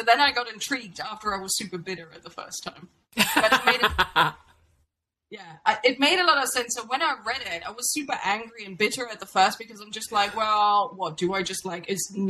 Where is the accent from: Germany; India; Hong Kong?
Germany; moved away as an adult; I moved from Germany as a bright 19-year-old